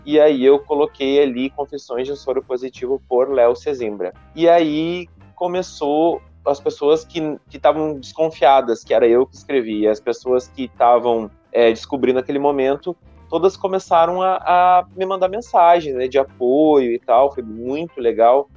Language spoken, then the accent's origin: Portuguese; Uruguaiana, Rio Grande do Sul, Brazil; eu nasci aqui no Rio Grande do Sul, numa cidadezinha pequena que se chama Uruguaiana, que é uma cidade fronteira com a Argentina, com passo de Los Libres. E eu cresci aqui